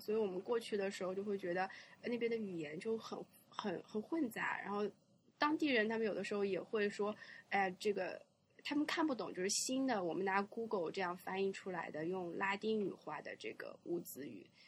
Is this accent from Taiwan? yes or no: no; China; 我小时候在中国也没有看到过这么多，这么可爱的汽车